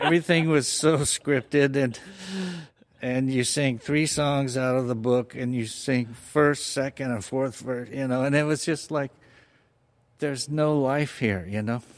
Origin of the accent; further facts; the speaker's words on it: Fullerton, California, United States; also born or lived in Orange; I was born and raised in Fullerton